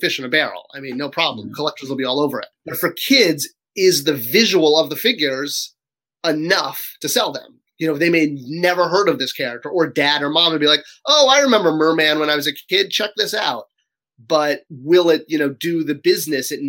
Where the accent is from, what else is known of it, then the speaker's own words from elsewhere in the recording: Cheshire, Connecticut, United States; I grew up in Connecticut, where in Cheshire, Connecticut, was a small town